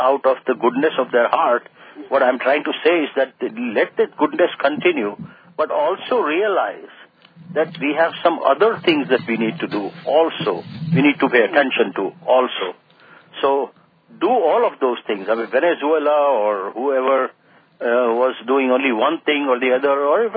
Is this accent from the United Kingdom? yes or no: no; India; now in United States; living and growing up in India